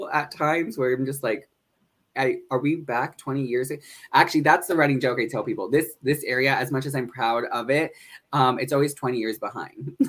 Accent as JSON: {"language": "English", "region": "northeastern Pennsylvania", "country": "United States", "tie": "born or raised there", "also_born_or_lived": "Honolulu, Hawaii", "said": "I grew up in northeastern Pennsylvania"}